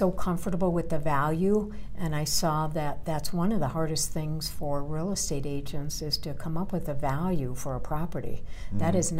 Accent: Chicago, Illinois, United States; now in Colorado, United States; I'm originally from Chicago, but I moved to Colorado in 1978. So I've been here many years.

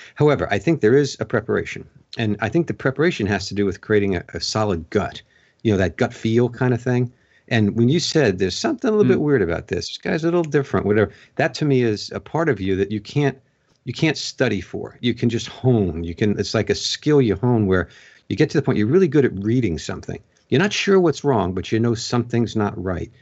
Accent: Long Island, New York, United States; now in Pennsylvania, United States; I grew up on Long Island.

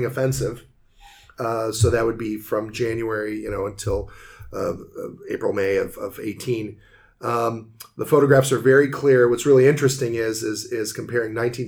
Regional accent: United States; I'm American

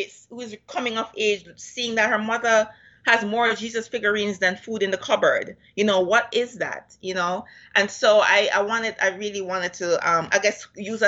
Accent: Kingston, Jamaica; moved away; I was raised in Vineyardtown, Kingston

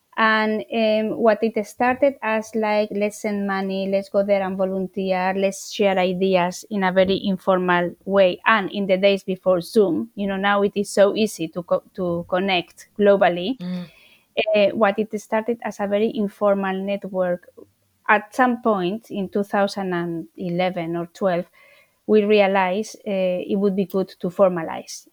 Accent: Spain; now in London, United Kingdom; I'm from Spain, one of nine children

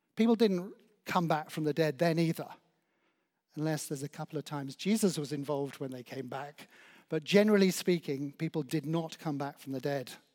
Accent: Oswestry, West Midlands, United Kingdom; now in Claygate, United Kingdom; as a child growing up in Oswestry in Shropshire

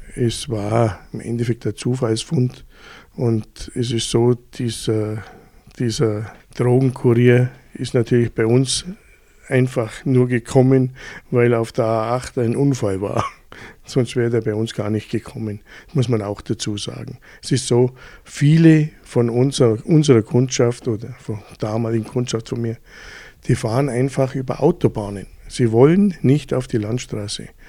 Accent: Füssen, Bavaria, Germany; Ich bin aufgewachsen in Füssen

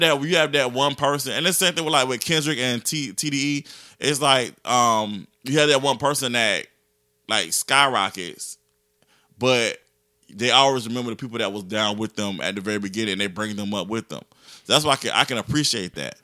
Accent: Augusta, Georgia, United States; I'm from Georgia, people, people assume that I'm from Atlanta, and I'm like, "Nah, I'm from Augusta."

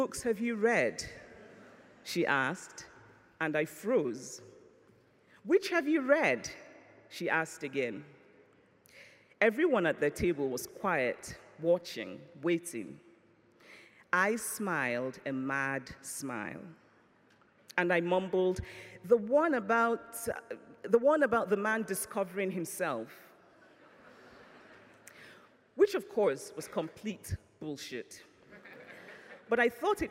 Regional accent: Nigeria; I grew up in Nigeria through military dictatorships and through incipient democracies

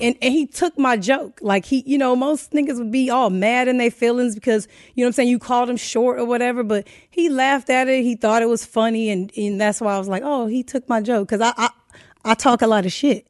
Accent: Inglewood, California, United States; also born or lived in Saint Louis, Missouri / Pomona / West Covina; I was raised in Inglewood for the most part

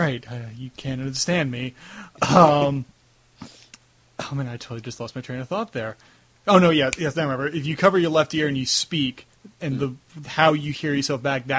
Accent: Long Island, New York, United States; accent: Long Island; that was a very Long Island thing for me to say, talk, yeah, water, coffee, drawer, yeah, that's how, like, that's my terrible accent there.

